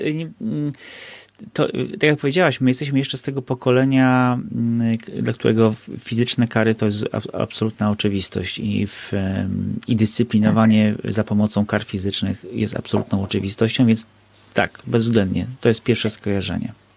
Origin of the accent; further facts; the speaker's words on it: Bieszczady, Subcarpathian Voivodeship, Poland; ja się wychowałem na wsi, w Bieszczadach